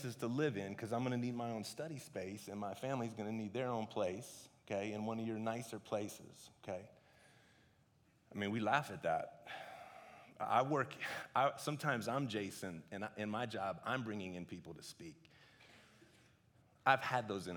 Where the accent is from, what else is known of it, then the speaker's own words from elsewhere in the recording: United States; I'm an American